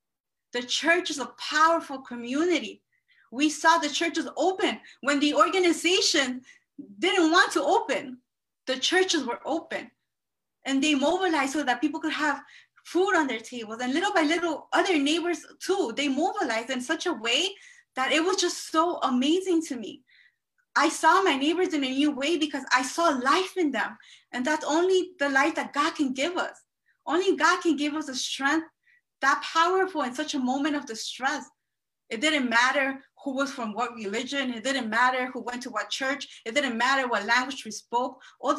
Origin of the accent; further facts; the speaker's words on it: Elmhurst, New York, United States; I don't know much about Hempstead because I'm from Queens. But I'm also from Elmhurst